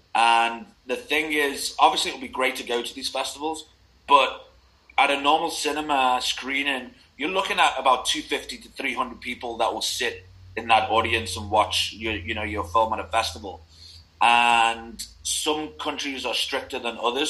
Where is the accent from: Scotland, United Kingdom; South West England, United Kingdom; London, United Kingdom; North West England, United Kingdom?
North West England, United Kingdom; Liverpool; moved away; also born or lived in Manchester; I grew up in Liverpool